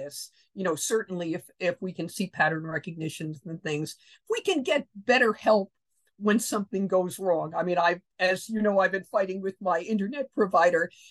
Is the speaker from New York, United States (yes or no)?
yes; New York City, New York, United States; also born or lived in Long Island, New York; As a kid, I grew up in Queens in one of the outer boroughs